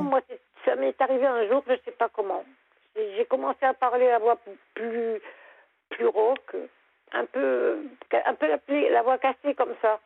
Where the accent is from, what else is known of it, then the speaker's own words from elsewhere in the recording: Lorraine, Grand Est, France; moved away as an adult; now in Lorient, France; je suis Lorraine. J'habitais à côté de Nancy. Mais j'ai émigré pour avoir la mer.